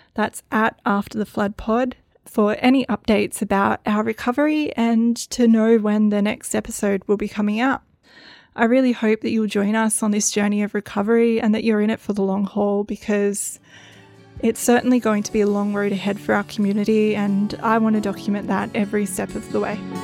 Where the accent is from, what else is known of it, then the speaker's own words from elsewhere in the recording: Northern Rivers, New South Wales, Australia; my story of growing up in the Northern Rivers